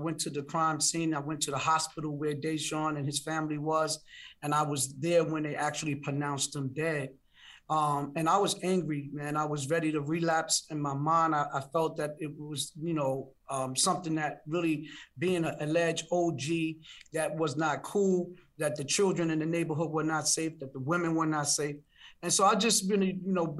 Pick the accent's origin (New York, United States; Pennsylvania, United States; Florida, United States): New York, United States; New York City; I live in Brooklyn. I grew up in Brownsville in East New York